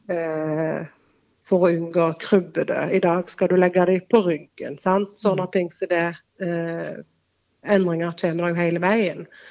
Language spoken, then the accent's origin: Norwegian; Norway; så er jeg født og oppvokst på Vea